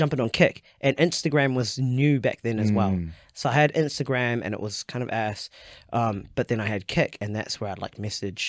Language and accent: English; New Zealand; born or raised there